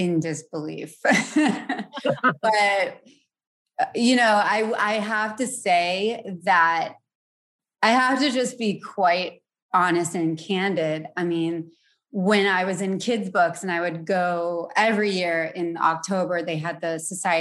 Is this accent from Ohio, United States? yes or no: no; Providence, Rhode Island, United States; born and raised in Providence